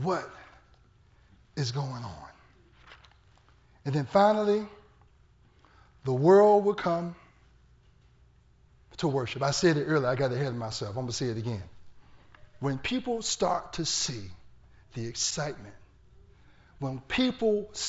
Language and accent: English; Portsmouth, Virginia, United States; I'm from Portsmouth, Virginia.